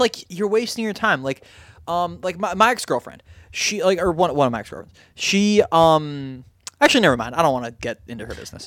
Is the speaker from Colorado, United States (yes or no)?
no; Miami Beach, Florida, United States; I grew up in Miami Beach